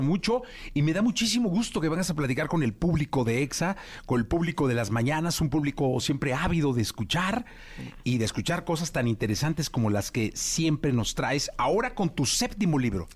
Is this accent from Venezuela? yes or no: no; Mexico; como familia mexicana